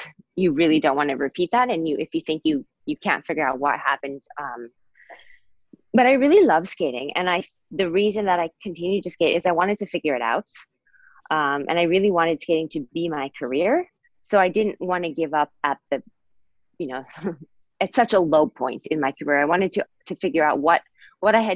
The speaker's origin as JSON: {"language": "English", "town": "Bowling Green", "region": "Ohio", "country": "United States", "tie": "born or raised there", "said": "I'm from Bowling Green, Ohio"}